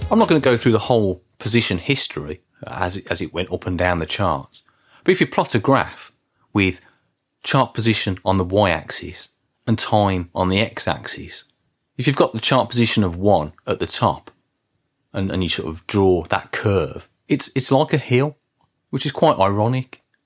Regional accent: Birmingham, West Midlands, United Kingdom; I come from Birmingham

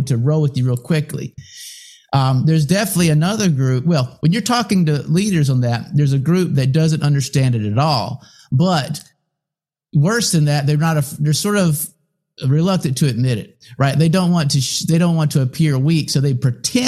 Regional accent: United States; first language English; I don't speak another language, and I'm American, I only speak English

